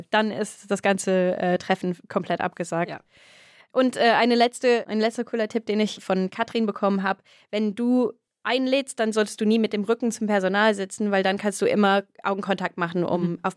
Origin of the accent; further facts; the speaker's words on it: England, United Kingdom; German is a second language; now in Germany; Das war ein Tipp für mich als Engländerin